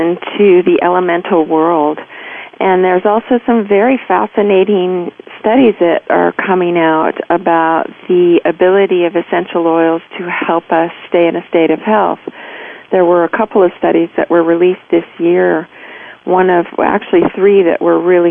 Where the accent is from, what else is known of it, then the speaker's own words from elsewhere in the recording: United States; also born or lived in Virginia / Georgia; I grew up in Virginia and Georgia